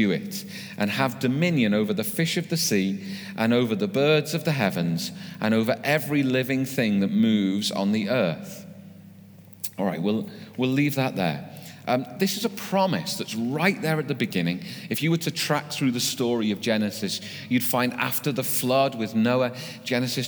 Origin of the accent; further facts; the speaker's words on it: United Kingdom; we're British